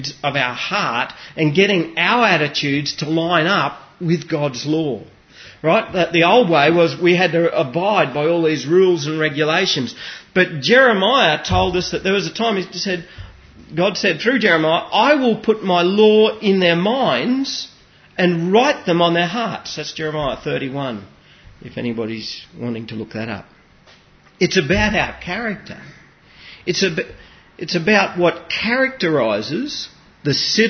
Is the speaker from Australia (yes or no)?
yes; Australia; You and I are not just Australians